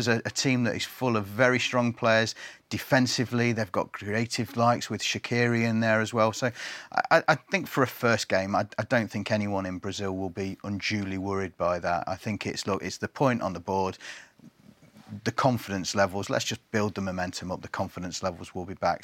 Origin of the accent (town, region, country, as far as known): England, United Kingdom